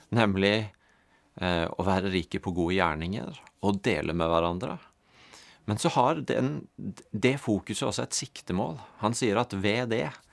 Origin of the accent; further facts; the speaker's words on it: Norway; som nordmenn